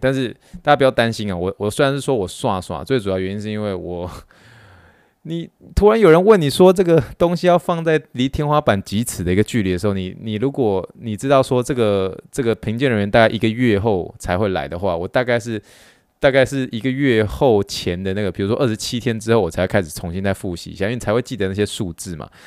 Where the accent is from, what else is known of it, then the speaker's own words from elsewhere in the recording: Taiwan; moved away; 像我这一次就是说回台湾